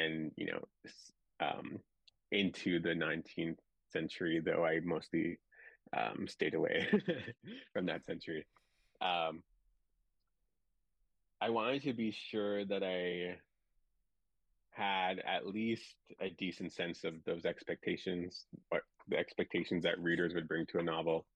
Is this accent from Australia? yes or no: no; Driftpile Cree Nation, Northwest Alberta, Canada; now in Vancouver, Canada; I'm from the Driftpaw Cree Nation in Northwest Alberta